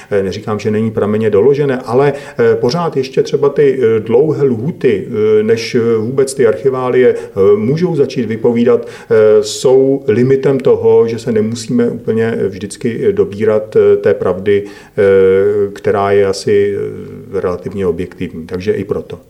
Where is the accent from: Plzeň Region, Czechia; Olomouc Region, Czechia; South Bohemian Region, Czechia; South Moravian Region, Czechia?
Plzeň Region, Czechia; Domažlice; jsem e, rodák z Domažlic